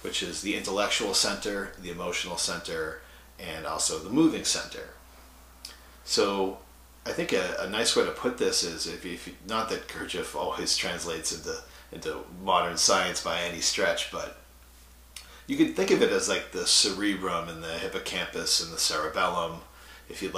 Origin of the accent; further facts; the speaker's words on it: Massachusetts, United States; I grew up in Massachusetts, blue collar kid from a suburb.